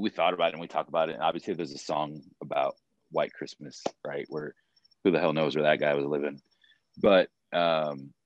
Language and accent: English; Florida, United States; moved away; also born or lived in Maryland / Georgia; Growing up in Florida